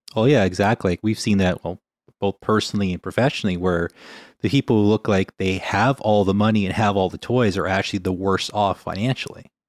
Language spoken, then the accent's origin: English; Winnipeg, Manitoba, Canada; now in British Columbia, Canada; growing up in Winnipeg